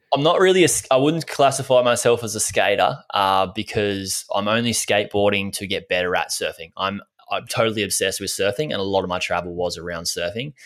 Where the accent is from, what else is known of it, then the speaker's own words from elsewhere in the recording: Gold Coast, Queensland, Australia; I grew up on the Gold Coast in Australia.